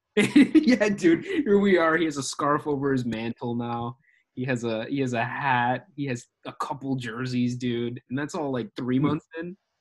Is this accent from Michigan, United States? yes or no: no; Illinois, United States; I'm in Woodridge. I'm from Illinois